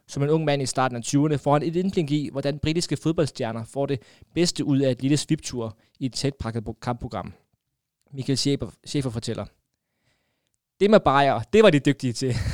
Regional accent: Southern Denmark, Denmark; Vokset op på Sydfyn med en færøsk mor og en far fra Hjortekær

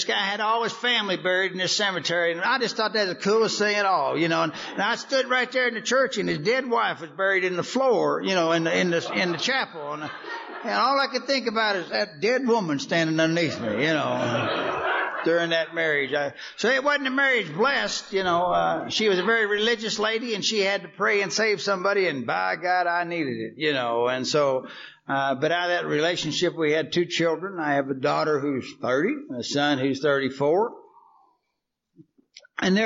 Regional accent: Kentucky, United States; now in Texas, United States; I grew up in Kentucky

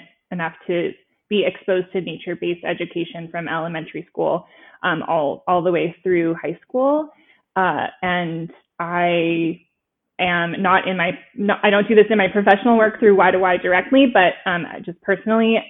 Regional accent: San Francisco Bay Area, California, United States; I grew up in the Bay Area in California.

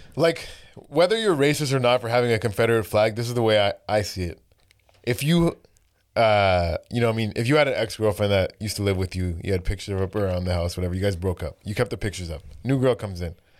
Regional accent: Brampton, Ontario, Canada; I grew up in Brampton

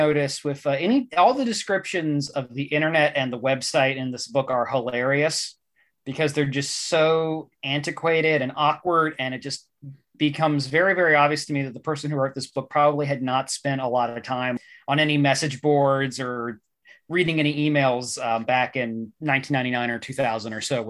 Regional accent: West Virginia, United States; my home state, West Virginia.

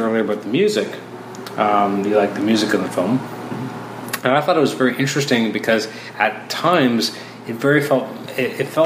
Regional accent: Toronto, Ontario, Canada; I grew up in Toronto, and then I went to a smaller town for university

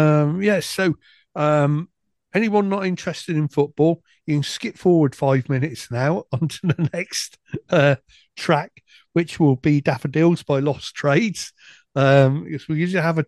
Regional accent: Chippenham, South West England, United Kingdom; That's my hometown team, Chippenham Town

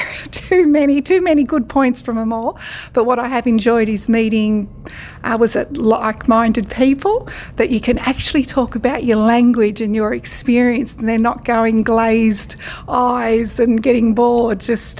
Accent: Central Coast, New South Wales, Australia; I'm from the Central Coast of New South Wales.

